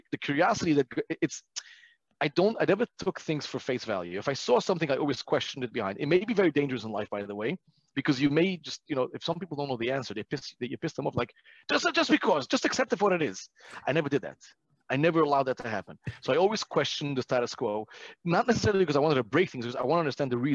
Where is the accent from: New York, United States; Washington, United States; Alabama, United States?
New York, United States; Brooklyn; I am from Brooklyn, New York.